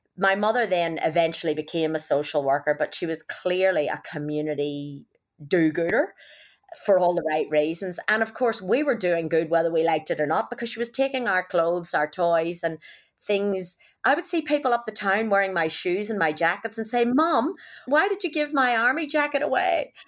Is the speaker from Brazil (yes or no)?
no; Northern Ireland, United Kingdom; accent: Irish; moved away as an adult; also born or lived in Belfast; now in Australia; growing up in Northern Ireland